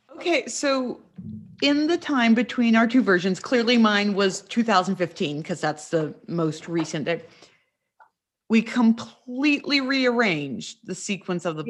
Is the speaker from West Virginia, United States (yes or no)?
yes; West Virginia, United States; moved away; also born or lived in North Carolina; I grew up in West Virginia, but then spent a lot of time in North Carolina